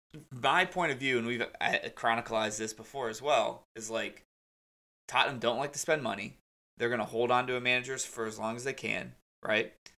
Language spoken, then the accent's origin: English; United States; Being American fans